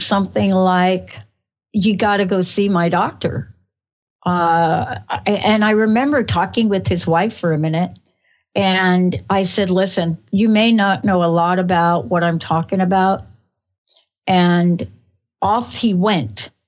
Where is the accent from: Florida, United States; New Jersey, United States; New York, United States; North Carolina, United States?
New York, United States; accent: New York; moved away; I'm a girl from New York.